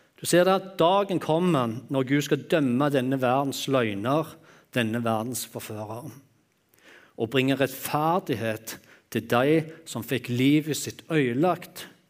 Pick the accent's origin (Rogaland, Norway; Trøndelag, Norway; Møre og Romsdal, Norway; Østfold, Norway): Rogaland, Norway; Jæren; jeg er jærbu, og vi er vant å øse